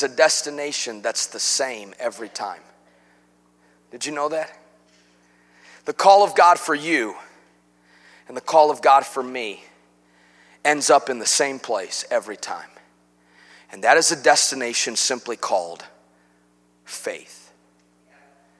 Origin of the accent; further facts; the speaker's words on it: Chicago, Illinois, United States; moved away as an adult; now in Cabot, United States; I'm from Chicago.